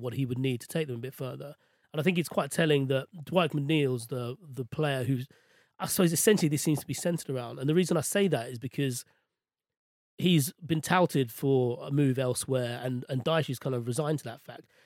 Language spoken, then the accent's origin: English; London, United Kingdom; I was born and raised in West London